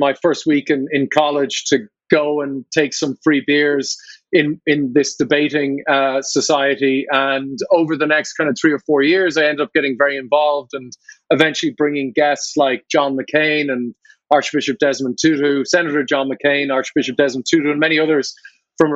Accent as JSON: {"language": "English", "country": "Ireland"}